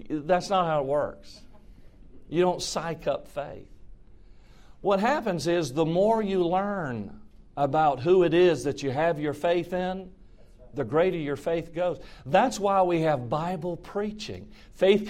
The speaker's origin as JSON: {"language": "English", "region": "Georgia", "country": "United States", "said": "I'm from Georgia"}